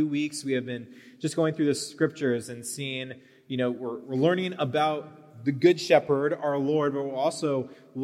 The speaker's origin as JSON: {"language": "English", "town": "Brossard", "region": "Quebec", "country": "Canada", "tie": "born or raised there", "moved": "yes", "said": "Brossard, Quebec, which is in Canada. That's my hometown."}